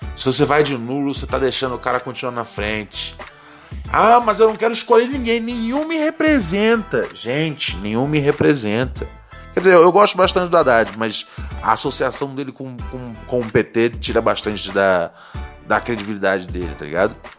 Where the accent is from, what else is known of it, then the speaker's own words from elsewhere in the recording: Rio de Janeiro, Brazil; Morro do Adeus ali no Complexo do Alemão